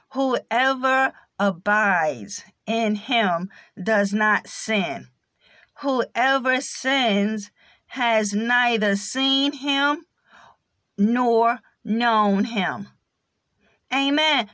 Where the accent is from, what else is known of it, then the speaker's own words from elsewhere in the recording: United States; accent: American English; first language English; American English is my native tongue